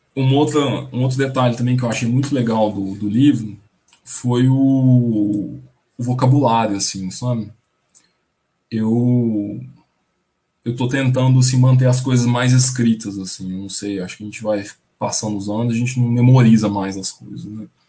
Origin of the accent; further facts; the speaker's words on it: the sertão of Goiás, Brazil; a minha família, a gente é, é do sertão do, de Goiás